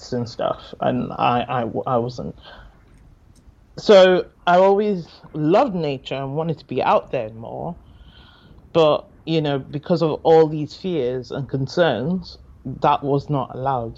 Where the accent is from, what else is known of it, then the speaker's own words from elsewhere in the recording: Nigeria; moved away as an adult; also born or lived in Lagos, Nigeria / Durham, England; now in Newcastle, United Kingdom; I was born and mainly raised in Nigeria, in Lagos, Nigeria. I was born there, but I wasn't really raised as much in Lagos. Because my family moved around a lot.